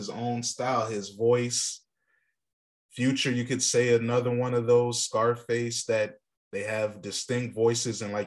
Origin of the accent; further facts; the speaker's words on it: Virginia, United States; being from Virginia, where we don't have a bias because we don't have hip hop history to hold on